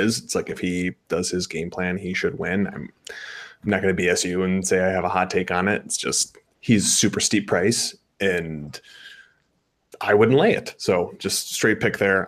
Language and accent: English; Chicago suburbs, Illinois, United States; Fellow Chicagoan, although I will have to admit I'm larger from the suburbs